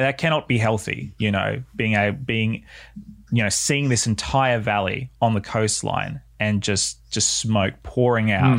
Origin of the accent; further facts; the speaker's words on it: Southern Highlands, near Wollongong, New South Wales, Australia; I grew up in the Southern Highlands just outside of Wollongong